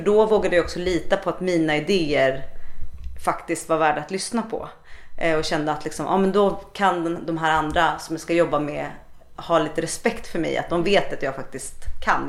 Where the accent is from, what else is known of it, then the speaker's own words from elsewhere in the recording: Stockholm, Stockholm County, Sweden; moved away; also born or lived in Gothenburg; Jag kommer ju från Stockholm men jag bodde här i Göteborg